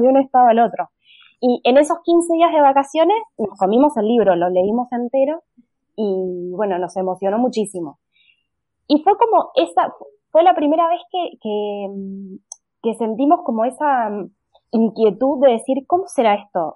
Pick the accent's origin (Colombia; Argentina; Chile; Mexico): Argentina; accent: Argentine; moved away as an adult; notarán por mi acento que soy argentina